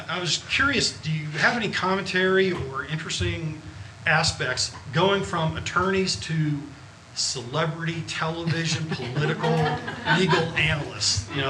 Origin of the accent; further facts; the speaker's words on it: Texas, United States; Near Dallas, Texas.